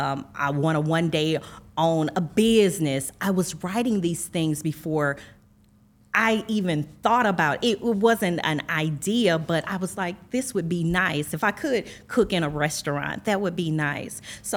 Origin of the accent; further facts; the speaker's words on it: East St. Louis, Illinois, United States; I am from East St. Louis, the great East St. Louis, Illinois, the city of champions.